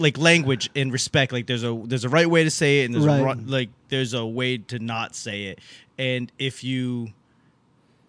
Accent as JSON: {"language": "English", "town": "Boston", "region": "Massachusetts", "country": "United States", "tie": "born or raised there", "also_born_or_lived": "Los Angeles", "moved": "as an adult", "lives_now": "Virginia, United States", "said": "I grew up in Boston. So a lot of that was, I grew up in Chinatown in Boston and didn't learn to speak Chinese whatsoever."}